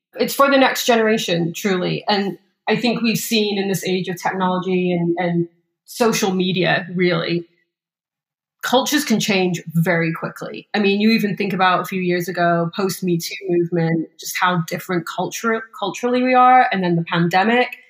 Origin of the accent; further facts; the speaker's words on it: England, United Kingdom; moved away as an adult; also born or lived in Scottsdale, Arizona, United States; now in Los Angeles, United States; I was raised in a pretty small town in England